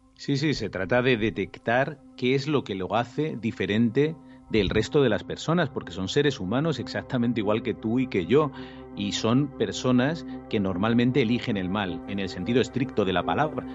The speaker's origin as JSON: {"language": "Spanish", "country": "Spain", "said": "nosotros en España"}